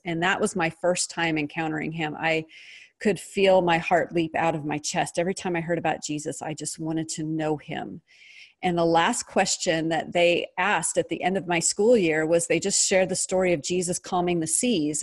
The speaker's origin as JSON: {"language": "English", "region": "Pacific Northwest", "country": "United States", "tie": "born or raised there", "said": "I was raised in the Pacific Northwest"}